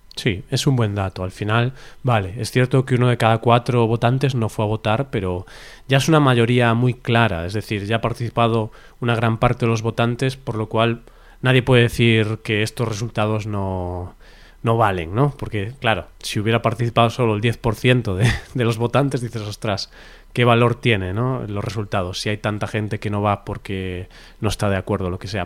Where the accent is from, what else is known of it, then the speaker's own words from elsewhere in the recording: Spain; somos españoles